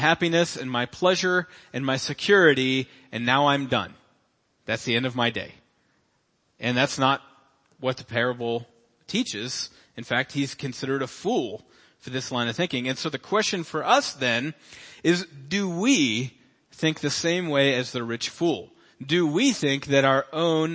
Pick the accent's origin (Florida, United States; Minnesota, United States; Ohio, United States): Ohio, United States; Cincinnati; I was born in Cincinnati, Ohio, September 21st, 1985